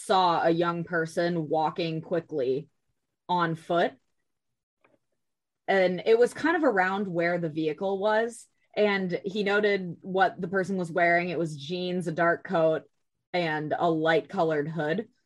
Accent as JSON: {"language": "English", "region": "Minnesota", "country": "United States", "tie": "born or raised there", "said": "I grew up in Minnesota"}